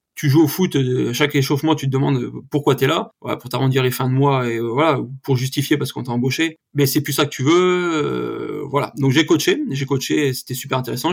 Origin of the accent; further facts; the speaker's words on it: Yvelines, Île-de-France, France; now in Ariège, France; je suis né dans les Yvelines